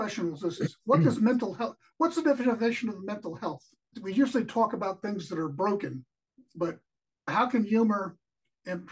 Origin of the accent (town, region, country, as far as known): New York, United States; born or raised there; moved away as an adult; also born or lived in West Virginia